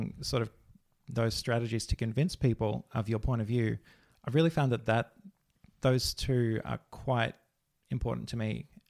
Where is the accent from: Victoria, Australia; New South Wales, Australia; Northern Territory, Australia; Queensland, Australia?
Victoria, Australia; We grew up in the Dandenong Ranges in Victoria, so quite connected to nature